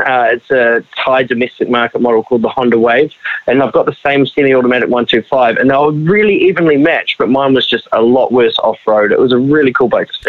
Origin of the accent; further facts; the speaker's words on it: Tauranga, Bay of Plenty, New Zealand; I come from Tauranga